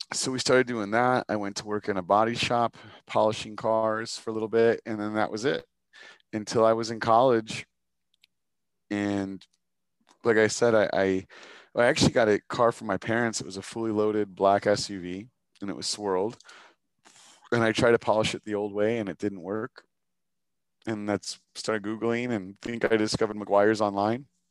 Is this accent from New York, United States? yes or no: no; Chicago, Illinois, United States; as a Chicagoan, you are a diehard fan of Chicago